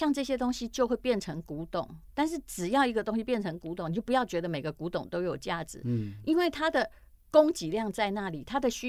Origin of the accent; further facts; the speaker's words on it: Taiwan; 自己我们台湾人自己写，